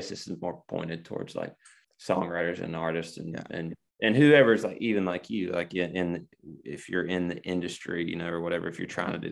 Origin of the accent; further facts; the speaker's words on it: Argo, Alabama, United States; now in Nashville, United States; I grew up in Argo, Alabama, which is 3 hours south of Nashville